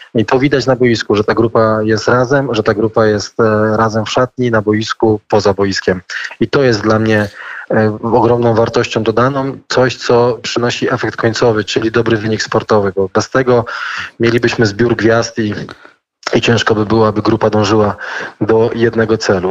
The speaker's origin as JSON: {"language": "Polish", "town": "Nysa", "region": "Opole Voivodeship", "country": "Poland", "said": "jesteśmy y, krajanami, bo, bo pochodzimy razem z Nesy"}